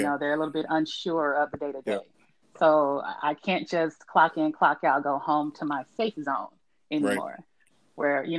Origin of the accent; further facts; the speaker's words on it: Kansas City, United States; also born or lived in Detroit, Michigan; now in Los Angeles, United States; I am originally from Detroit, raised in Kansas City, and now I live in Los Angeles, California, with my husband Randall.